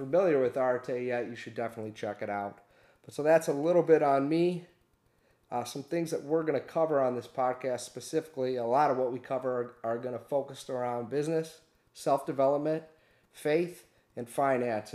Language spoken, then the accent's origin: English; Michigan, United States; also born or lived in Detroit, Michigan; We're from Michigan. I live in Detroit, Michigan. But we moved all around the state